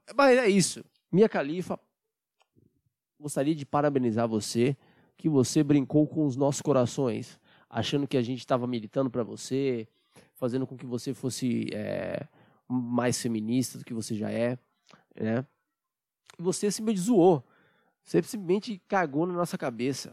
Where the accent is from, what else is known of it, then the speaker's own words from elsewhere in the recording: Brazil; eu, como brasileiro